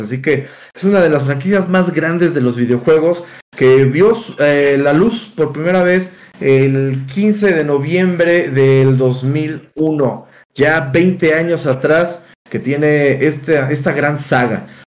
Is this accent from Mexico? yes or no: yes; Mexico; como mexicanos tenemos esta tradición de eh, la lucha libre